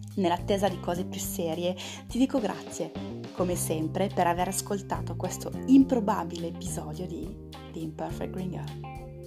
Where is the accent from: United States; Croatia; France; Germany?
France; Italian is a second language; moved away as an adult; also born or lived in Italy; da francese